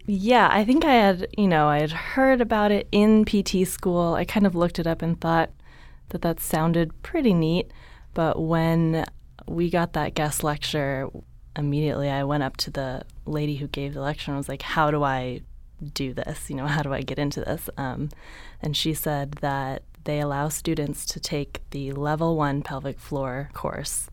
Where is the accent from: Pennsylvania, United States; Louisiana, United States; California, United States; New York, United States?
California, United States; San Jose; moved away as an adult; also born or lived in San Diego; I grew up in San Jose, Northern California